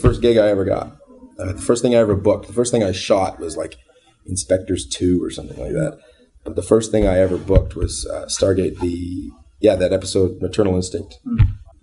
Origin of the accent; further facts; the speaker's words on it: Canada; I'm a Canadian